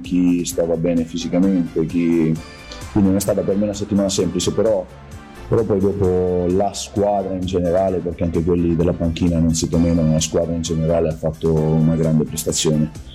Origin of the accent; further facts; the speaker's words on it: Tuscany, Italy; now in Catania, Italy; io sono toscano, non sono catanese